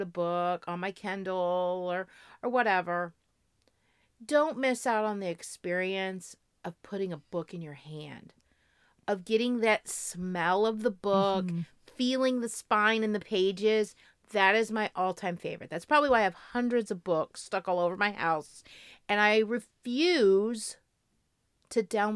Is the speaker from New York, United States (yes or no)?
no; Florida, United States; I'm from Florida